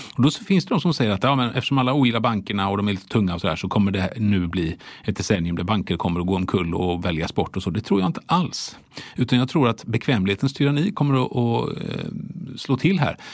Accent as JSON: {"language": "Swedish", "country": "Sweden", "said": "vi svenskarna"}